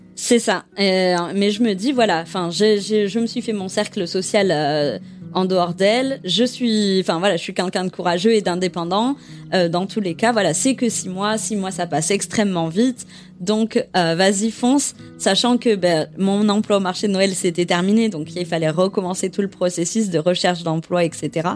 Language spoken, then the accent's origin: French; Bordeaux, Nouvelle-Aquitaine, France; moved away as an adult; also born or lived in Quebec City, Canada; je suis originaire de Bordeaux, euh, dans le sud de la France